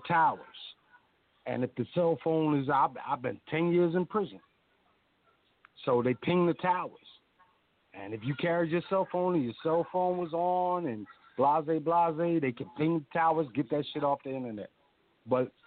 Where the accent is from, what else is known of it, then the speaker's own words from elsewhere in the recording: Philadelphia, Pennsylvania, United States; I was raised in West Philadelphia